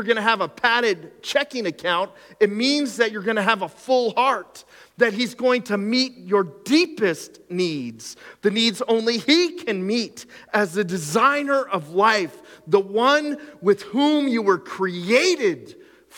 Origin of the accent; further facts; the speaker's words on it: the Skook, Pennsylvania, United States; I grew up in the Skook